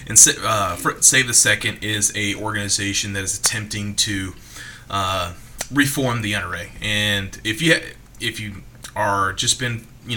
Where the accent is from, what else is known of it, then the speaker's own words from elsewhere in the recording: the South, United States; a young kid growing up in the South